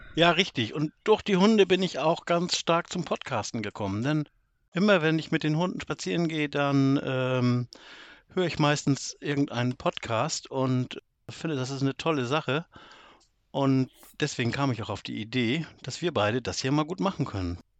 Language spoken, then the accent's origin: German; Northern Germany, Germany; ich komme aus Norddeutschland. Das kann man, glaube ich, an meiner Stimme auch schon ganz schnell erkennen.